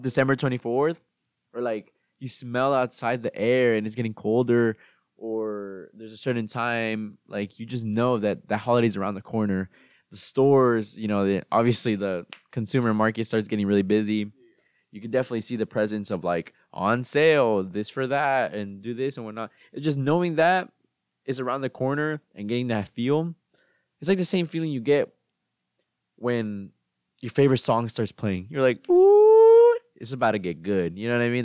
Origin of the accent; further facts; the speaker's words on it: United States; me growing up in the United States and celebrating Thanksgiving